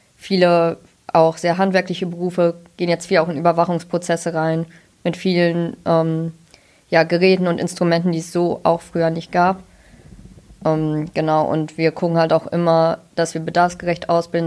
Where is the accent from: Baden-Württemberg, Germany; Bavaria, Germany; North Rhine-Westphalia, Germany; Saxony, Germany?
North Rhine-Westphalia, Germany; near Münster; Ich komme auch aus der Nähe von Münster, nur halt von der anderen Seite